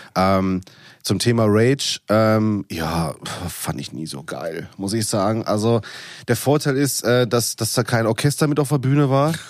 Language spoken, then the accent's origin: German; Ruhr area, North Rhine-Westphalia, Germany; ich komme aus dem Pott